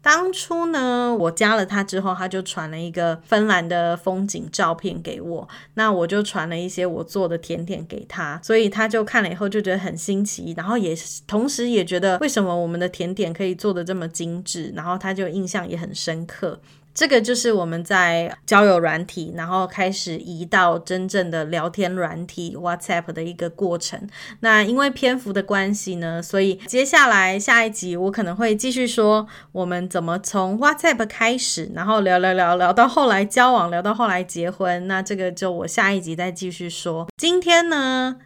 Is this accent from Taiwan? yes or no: yes; Taipei, Taiwan; moved away as an adult; also born or lived in Taichung; 因为毕竟学生时期都在台北嘛，等于说我国小、国中、高中、大学所有的学，呃，同学、所有的朋友全部都在台北